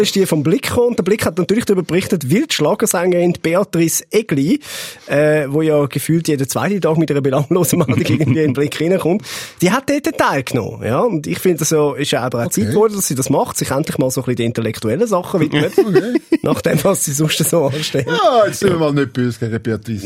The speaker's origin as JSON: {"language": "German", "country": "Switzerland", "said": "als Schweizer"}